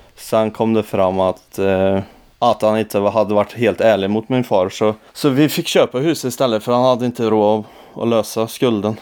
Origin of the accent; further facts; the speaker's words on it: Forshaga, Värmland, Sweden; huset mitt emot min mor och far på gatan där jag är uppvuxen